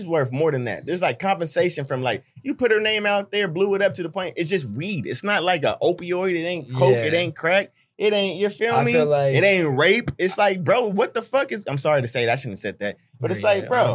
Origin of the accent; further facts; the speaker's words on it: Hayward, California, United States; I'm from Hayward, but like, damn near, I don't tell people I'm from Oakland. I was born in Hayward.